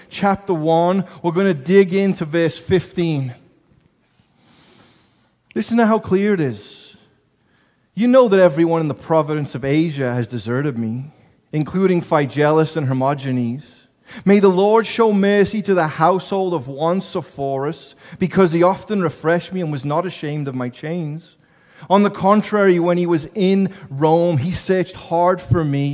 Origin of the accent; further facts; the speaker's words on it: England, United Kingdom; moved away; I'm from England. I don't have an accent.